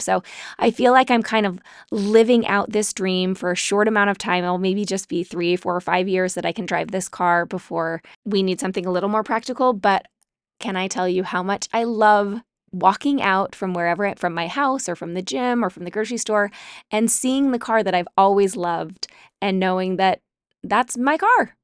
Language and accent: English; Utah, United States; I grew up in Utah